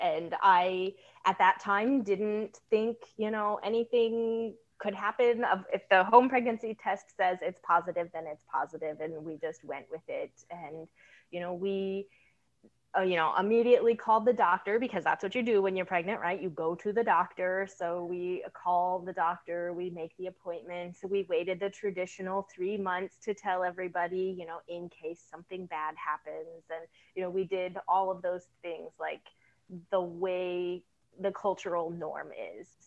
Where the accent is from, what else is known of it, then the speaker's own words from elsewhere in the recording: Indiana, United States; I hail from the Midwest, Indiana. I'm halfway between Chicago and Indianapolis